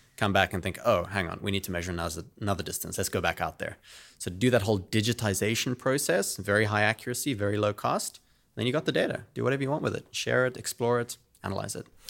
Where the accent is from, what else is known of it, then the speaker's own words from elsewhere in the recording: South Africa; moved away as an adult; also born or lived in United Kingdom; now in San Francisco, United States; I'm originally from South Africa. That's where I grew up